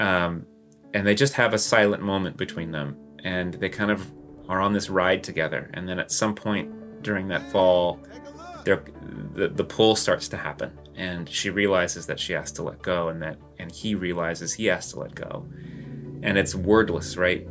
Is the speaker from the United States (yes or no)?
yes; Texas, United States; moved away; I grew up in Texas